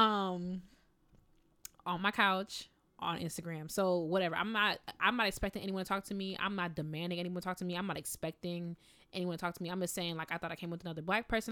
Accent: Midwest, United States; I'm from the Midwest. So in the Midwest, like, you look at people, you smile

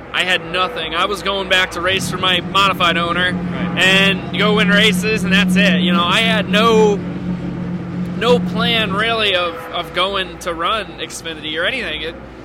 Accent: Northeast, United States; Just because, I mean, I'm from the Northeast.

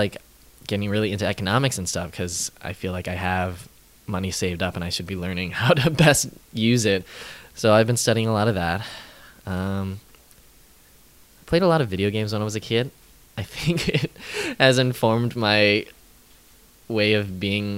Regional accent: St. Louis, Missouri, United States; moved away as an adult; now in New York, United States; I'm from St. Louis, Missouri.

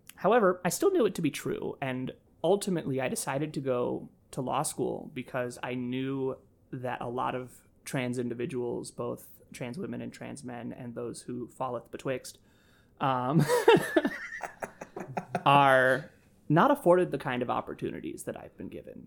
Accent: Nashville, Tennessee, United States; now in Chicago, United States; I grew up in Nashville, Tennessee, despite having been born here in Chicago. Uh, spent all my formative years in Nashville

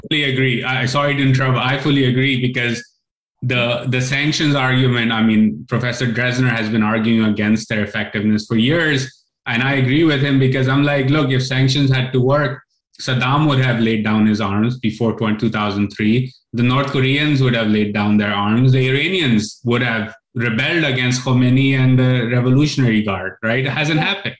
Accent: Pakistan; I grew up in Pakistan listening to sermons

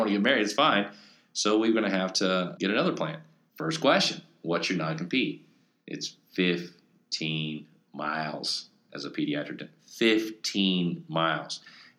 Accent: Florida, United States; my wife, she's from Georgia, I'm from Florida, and I've got this associateship position in Iowa

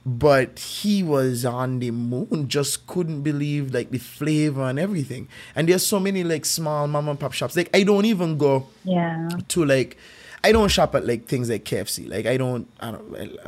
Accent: St. Kitts & Nevis; I grew up here, so like I grew up in Saint Kitts

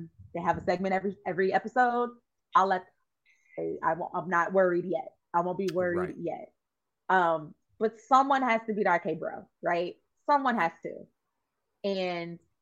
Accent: Aurora, Illinois, United States; I am actually from Aurora, Illinois

